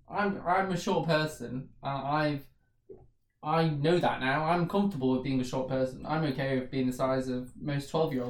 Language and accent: English; Southport, North West England, United Kingdom; Like my hometown Southport.